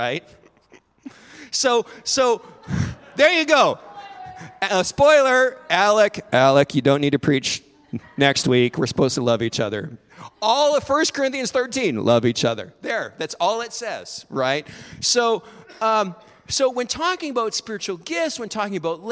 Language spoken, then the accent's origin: English; Alberta, Canada; I grew up in Alberta